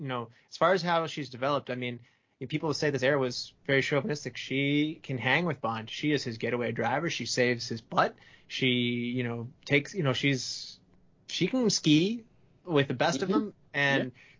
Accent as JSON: {"language": "English", "country": "United States", "said": "I'm an American"}